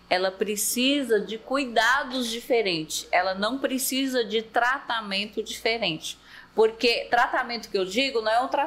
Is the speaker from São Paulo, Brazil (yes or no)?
yes; São Paulo, Brazil; also born or lived in Quixeramobim / Sete Lagoas; Eu sou cearense, mas não sou daqui de Maracanã. Né? Eu nasci em Quixeramobim, fui criada em São Paulo, morei 19 anos em São Paulo e 19 em Minas Gerais, Sete Lagoas.